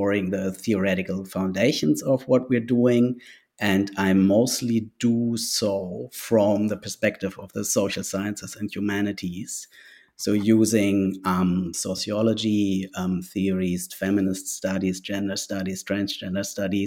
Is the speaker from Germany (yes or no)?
yes; Germany; first language German; English is a second language; also born or lived in Sweden (ancestry); now in Macleod, Australia; I am a white colonial settler and migrant from Germany. So my first language is German